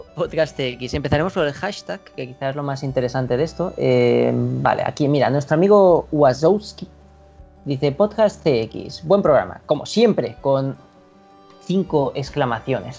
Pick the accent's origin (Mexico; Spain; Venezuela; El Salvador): Spain; Catalonia; soy catalán